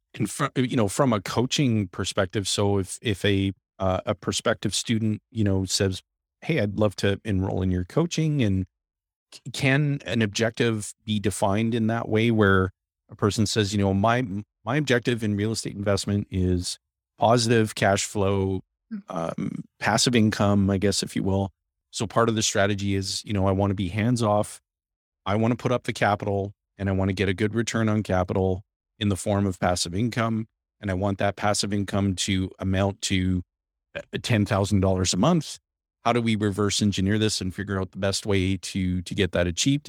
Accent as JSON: {"language": "English", "town": "Timmins", "region": "Ontario", "country": "Canada", "tie": "born or raised there", "said": "I was born and raised in Timmins."}